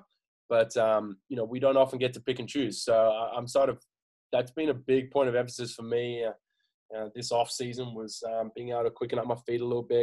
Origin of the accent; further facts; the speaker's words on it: Australia; moved away; we're very Australian